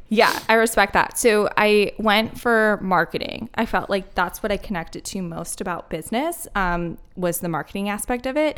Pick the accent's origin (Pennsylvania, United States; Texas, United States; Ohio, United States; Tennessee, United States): Pennsylvania, United States; Philadelphia; moved away as an adult; also born or lived in Denver, Colorado; now in Asheville, United States; I was born and raised in Philly